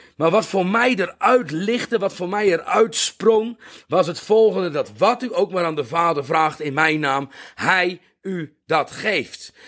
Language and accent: Dutch; Netherlands; now in South Africa; Ik ben een Nederlander